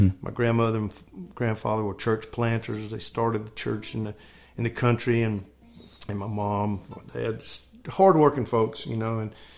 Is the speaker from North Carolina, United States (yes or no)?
yes; North Carolina, United States; moved away; also born or lived in Oklahoma City; I'm from North Carolina and went to Oklahoma City to a Christian school.